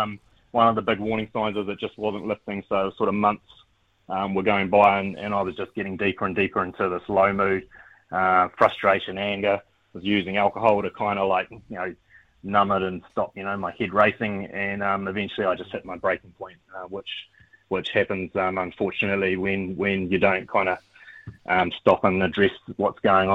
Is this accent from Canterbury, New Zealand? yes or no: yes; Christchurch, Canterbury, New Zealand; I grew up in Christchurch, Ōtautahi